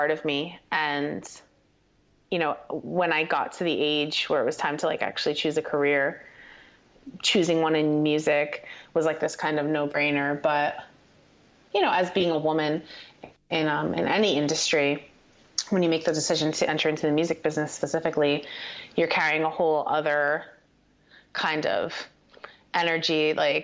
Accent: Paterson, New Jersey, United States; also born or lived in Hawthorne, New Jersey; I grew up in northern New Jersey

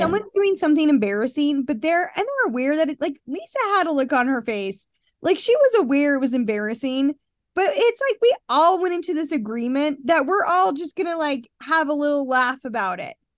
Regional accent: Murray, Utah, United States; I'm from Murray, Wheeler Farms in Murray. I went to a Wheeler Farm summer camp every summer of my life growing up.

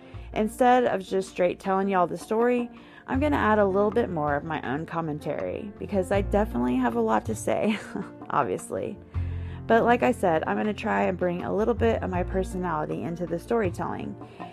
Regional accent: Edmond, Oklahoma, United States; we had to live with my folks for about 6 months while I looked for a new house back in my hometown of Edmond.

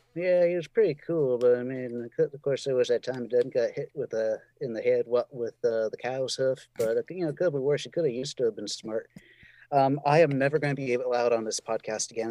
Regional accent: Northeast, United States; also born or lived in Southwest US; now in California, United States; I'm from the, I'm from the Northeast

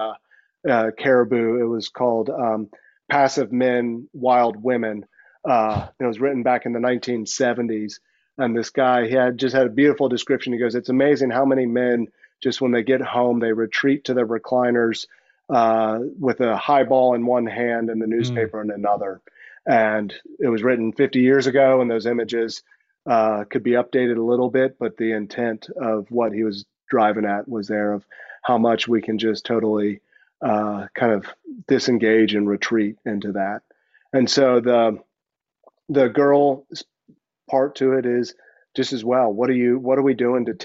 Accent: the South, United States; moved away as an adult; also born or lived in New Jersey; I'm a boy from the South.

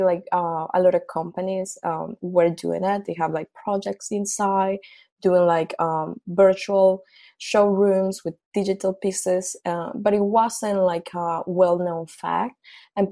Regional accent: Colombia; moved away; I'm originally from Colombia.

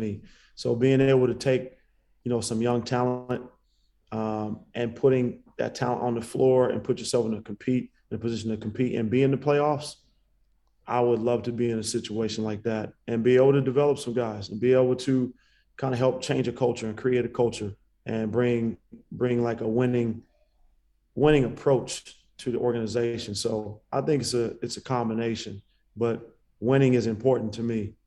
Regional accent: Bay Area, California, United States; I'm from the Bay Area

